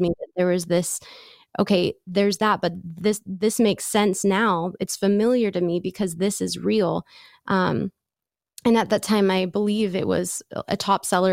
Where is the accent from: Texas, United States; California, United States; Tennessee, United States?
California, United States; San Diego; I grew up in San Diego